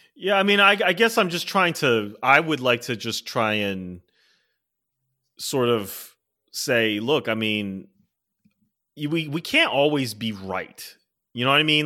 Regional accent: Maryland, United States; moved away; I'm from Maryland originally

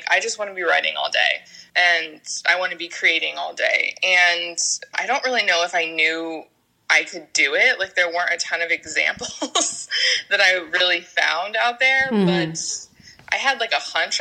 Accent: Tampa, Florida, United States; I grew up in Florida, in Tampa

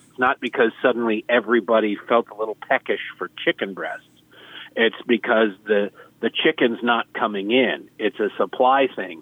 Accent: Detroit, Michigan, United States; now in Baltimore, United States; I grew up in Detroit

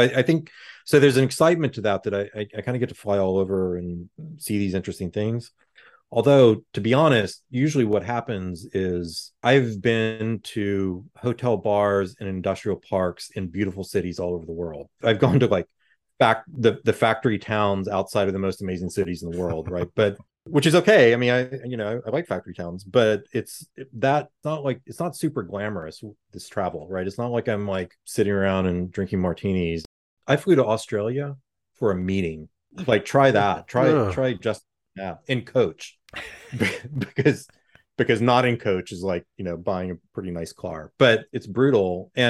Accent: Houston, Texas, United States; I'm from Houston, not from Dallas, but I, you know, I have family and friends in Dallas

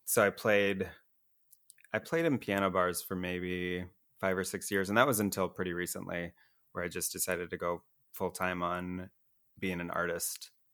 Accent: Iowa, United States; moved away; I grew up in Iowa, a real small town there

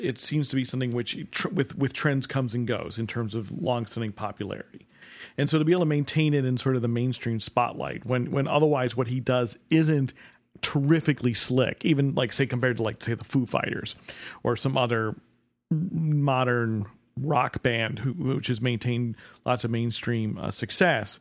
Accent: New Jersey, United States; now in Chicago, United States; I'm from New Jersey. I moved to Chicago.

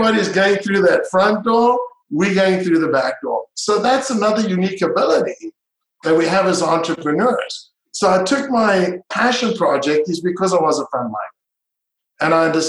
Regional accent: Israel; also born or lived in South Africa; now in United States; I grew up in Israel and I was, you know, born in South Africa and I'm international community.

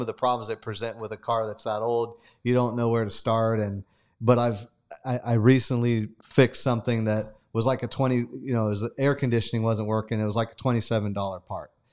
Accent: Sanger, California, United States; moved away; growing up in Sanger

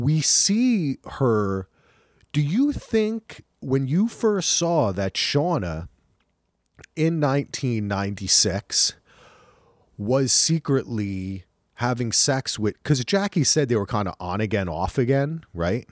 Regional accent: New Jersey, United States; I'm from New Jersey

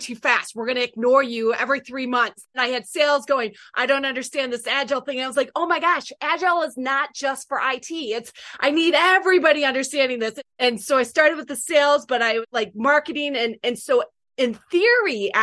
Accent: Michigan, United States; I'm from Michigan

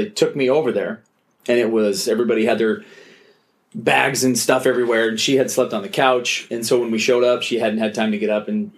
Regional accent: Tacoma, Washington, United States; moved away as an adult; also born or lived in Rexburg, Idaho; I grew up in basically Tacoma, Washington.

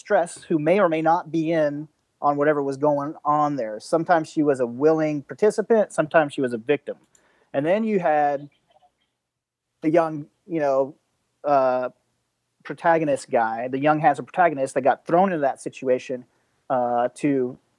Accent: Georgia, United States; moved away as an adult; also born or lived in Los Angeles; now in Thailand; I am from Georgia.

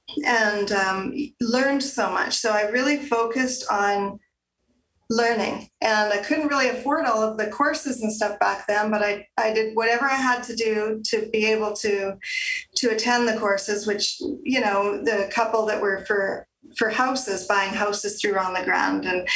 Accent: Calgary, Alberta, Canada; also born or lived in Gravelbourg, Saskatchewan / Moose Jaw, Saskatchewan / Pincher Creek, Alberta; I grew up there until I was 10 and then moved to the big city of Calgary. I've been here ever since

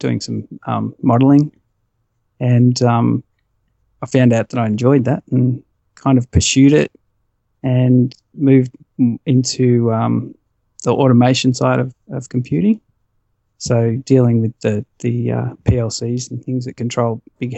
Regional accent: Melbourne, Victoria, Australia; I've always been a Melbourne boy.

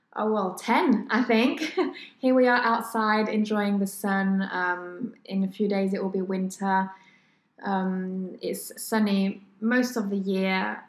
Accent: France; English is a second language; moved away as an adult; now in Sydney, Australia; coming from France

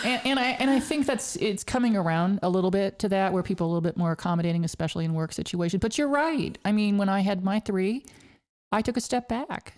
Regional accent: Hays, Kansas, United States; when I was growing up in Hays, Kansas, way out west, western part of the state

